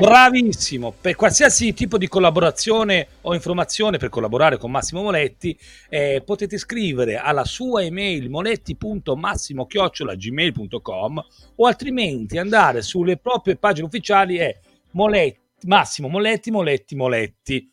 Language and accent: Italian; Desio, Lombardy, Italy; son di Desio